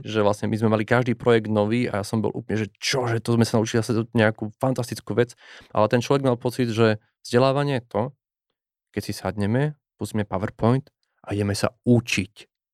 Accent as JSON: {"language": "Slovak", "town": "Nová Ves", "country": "Slovakia", "said": "ja som z, z malej dediny, nová väz"}